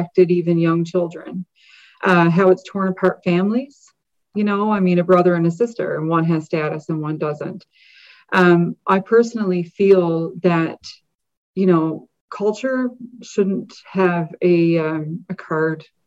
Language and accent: English; Frenchman's Cove, Newfoundland and Labrador, Canada; I grew up in the Bay of Islands, actually in Frenchman's Cove.